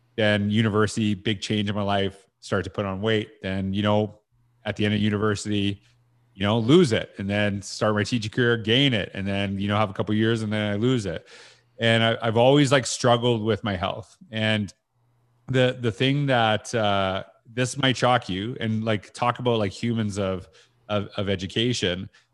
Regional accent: Canada; I'm Canadian

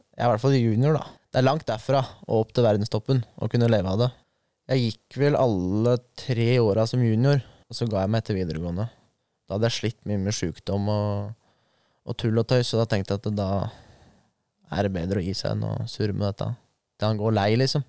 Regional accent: Lier, Buskerud, Norway; jeg er jo født og oppvokst i Lier

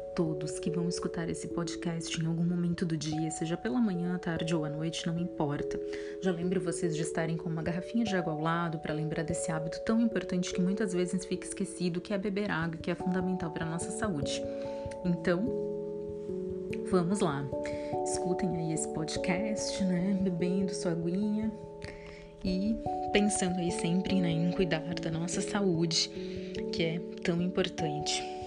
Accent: Pelotas, Rio Grande do Sul, Brazil; aqui na minha cidade, que eu sou de Pelotas, no Rio Grande do Sul

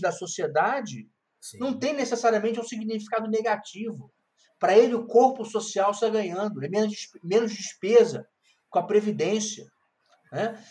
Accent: Rio de Janeiro, Brazil; moved away as an adult; now in Brasília, Brazil; sou natural do Rio de Janeiro, embora, embora, embora moro em Brasília

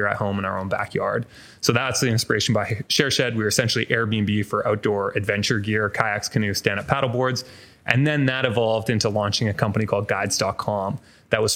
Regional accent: Vancouver, British Columbia, Canada; moved away as an adult; also born or lived in Toronto; I grew up in a co-op in Falls Creek, an area of Vancouver

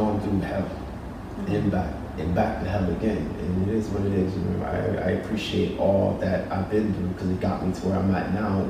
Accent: United Kingdom; In the UK.

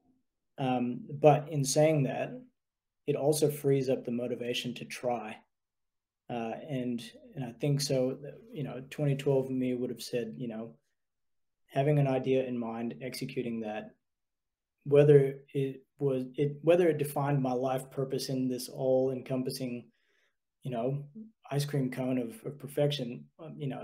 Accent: United States; now in Australia; growing up in the States

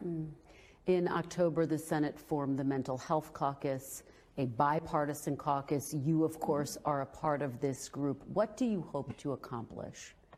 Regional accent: small town near Bismarck, North Dakota, United States; moved away; which is more than lived in my hometown when I grew up there. Uh, 50,000 uh, which is about as much as Bismarck in North Dakota, the nearest big city to me

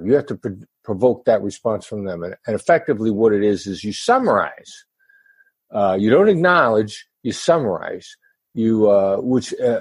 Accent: Mount Pleasant, Iowa, United States; moved away as an adult; also born or lived in Kansas City, Missouri / New York City; I grew up in Iowa, small town Iowa boy, son of Richard and Joyce

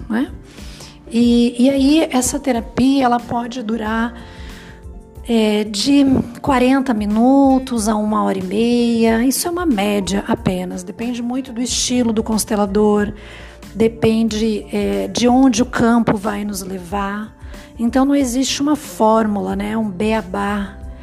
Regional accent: Brazil; a gente como brasileiro

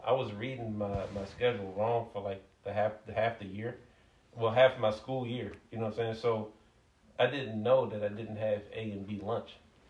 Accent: Hyattsville, Maryland, United States; also born or lived in Capitol Heights, Maryland / Southeast Washington, D.C.; I grew up in Capitol Heights, Hyattsville, Southeast

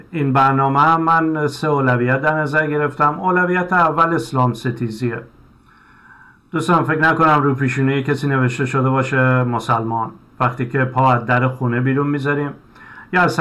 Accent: Iran; moved away as an adult; حالا بنا به دلایلی ما از ایران اومدیم به دنبال یه زندگی بهتر

